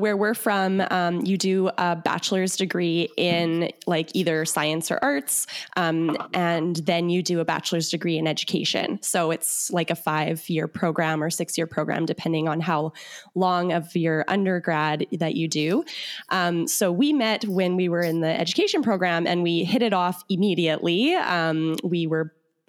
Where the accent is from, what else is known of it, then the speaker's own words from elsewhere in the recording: Winnipeg, Manitoba, Canada; we're from Manitoba, Canada. So it's in the prairies. So we're right like smack dab in the center of Canada. And I'm from, we're both from Winnipeg